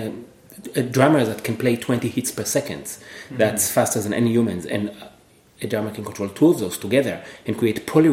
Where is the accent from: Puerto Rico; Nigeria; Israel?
Israel; moved away as an adult; also born or lived in Cambridge, Massachusetts, United States; now in Atlanta, United States; I'm originally from Israel, where I did double major in both computer science and music